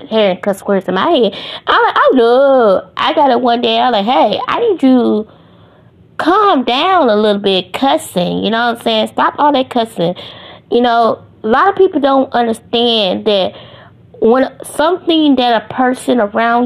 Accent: Ohio, United States; now in Greenville, United States; I live in Greenville, Mississippi, but I'm really from Ohio.

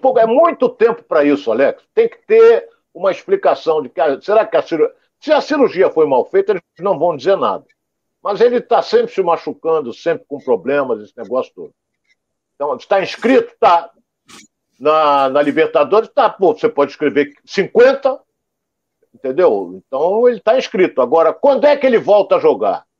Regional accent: Rio de Janeiro, Brazil; nós somos aqui do Rio

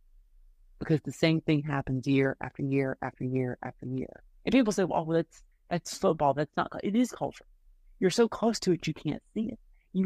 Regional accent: Georgia, United States; moved away; also born or lived in North Carolina; I'm from Georgia, even though my father's from North Carolina and I've lived in North Carolina

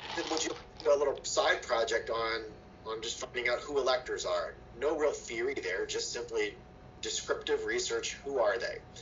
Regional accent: Fostoria, Ohio, United States; I'm from Fostoria, Ohio, and um, my parents worked like many did in, in, in the, in the Autolite spark plug plant there

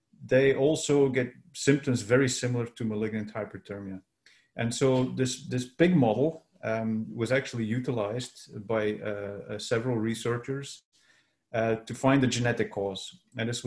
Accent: Belgium; moved away as an adult; also born or lived in San Francisco, United States / Ghent, Belgium; now in Vancouver, Canada; so I was born in Belgium. And that's where I did my earlier studies

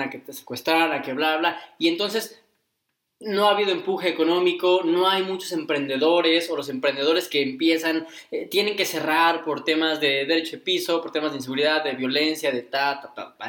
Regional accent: Cuernavaca, Morelos, Mexico; en Cuernavaca, en la ciudad en la que hemos crecido

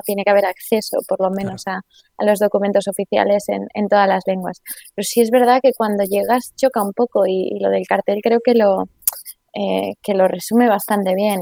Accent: Spain; moved away as an adult; also born or lived in England; now in Brussels, Belgium; los españoles hablemos de una manera

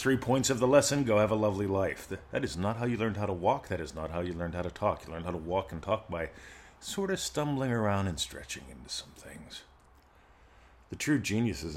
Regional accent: United States; moved away as an adult; now in Australia; I'm in Australia. I'm an American defector. I moved here, became a citizen here

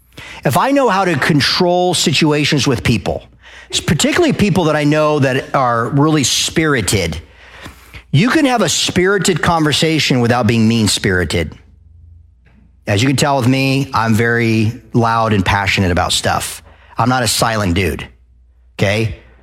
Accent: Arizona, United States; I moved to the South and everyone's like, "Oh, the Southern people, …." Oh, because I came from Arizona.

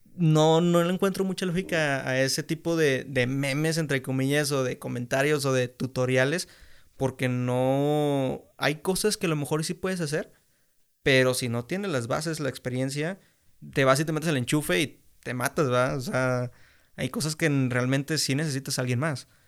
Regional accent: Mexico; tenemos aquí como mexicanos

